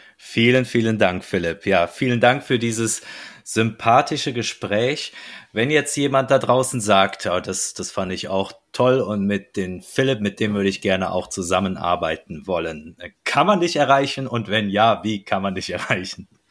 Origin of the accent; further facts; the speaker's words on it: North Rhine-Westphalia, Germany; wie man bei uns äh, in meiner Heimat sagt, et kütt wird kütt und et hätt noch immer Jotje Jange.